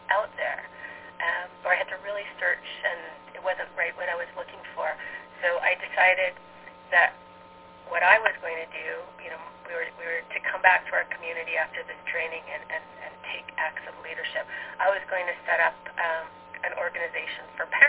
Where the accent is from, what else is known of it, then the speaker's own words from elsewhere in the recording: Alberta, Canada; moved away as an adult; now in New York City, United States; I'm Canadian and American. I live in New York City now, but grew up in Alberta, Canada